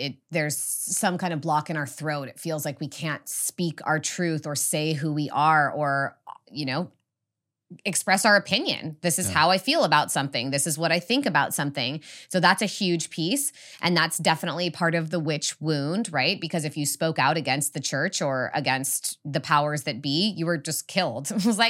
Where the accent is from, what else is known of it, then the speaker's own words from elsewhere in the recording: California, United States; And even for me, you know, I grew up in the Redwoods.